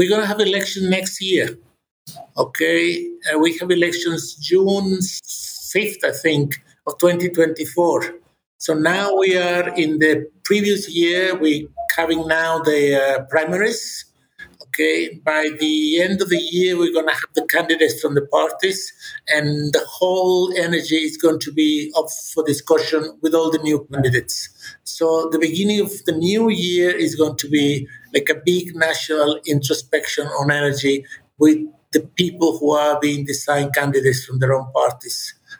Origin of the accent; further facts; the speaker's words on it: Monterrey, Nuevo León, Mexico; No, I'm from Monterrey, which is the northeast. In Monterrey yesterday, we had 110 degrees Fahrenheit.